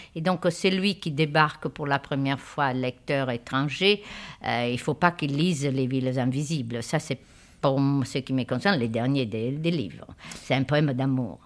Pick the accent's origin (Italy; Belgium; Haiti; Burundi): Italy; now in France; je suis italienne